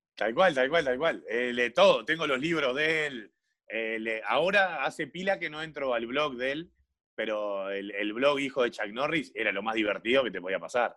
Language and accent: Spanish; Montevideo, Uruguay; yo soy de Malvin Norte